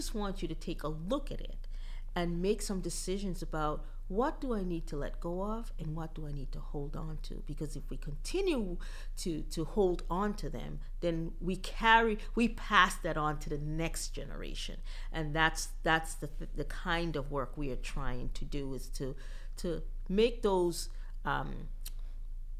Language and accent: English; U.S. Virgin Islands; moved away; I'm originally from St. Croix, Virgin Islands